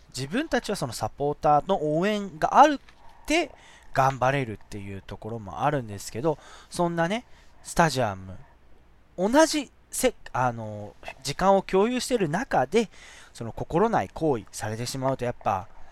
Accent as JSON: {"language": "Japanese", "region": "Shizuoka", "country": "Japan", "tie": "born or raised there", "said": "僕、清水、その静岡市清水区出身なんで"}